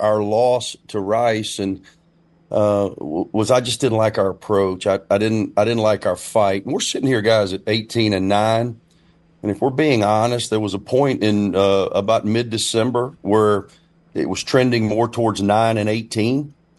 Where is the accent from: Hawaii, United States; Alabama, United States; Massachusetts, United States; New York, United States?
Alabama, United States; Winston County; Winston County either, where I'm from